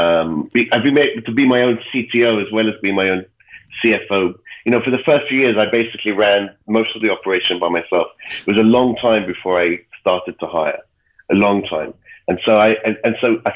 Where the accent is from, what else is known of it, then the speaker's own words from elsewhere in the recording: England, United Kingdom; moved away; also born or lived in Ireland; I was born in Ireland, but I was raised in England